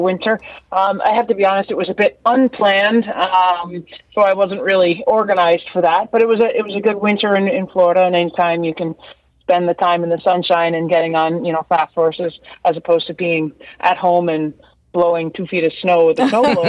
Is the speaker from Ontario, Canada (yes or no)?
yes; Brampton, Ontario, Canada; I was born and raised in Brampton, which is essentially, you know, a suburb of the GTA